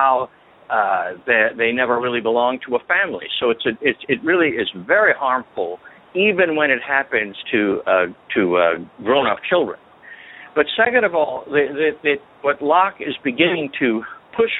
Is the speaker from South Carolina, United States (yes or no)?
yes; South Carolina, United States; the state where I grew up, I was not born there, but I grew up in South Carolina